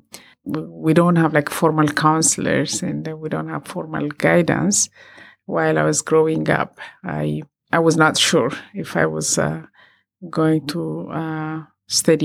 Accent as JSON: {"language": "English", "country": "Ethiopia", "tie": "born or raised there", "said": "I come from Ethiopia"}